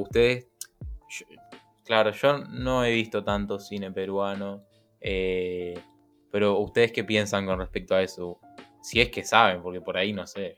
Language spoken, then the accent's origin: Spanish; Argentina; como argentino